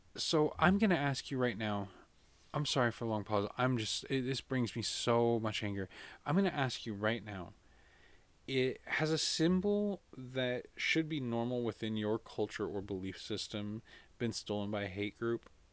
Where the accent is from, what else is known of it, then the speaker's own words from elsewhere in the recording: United States; as an American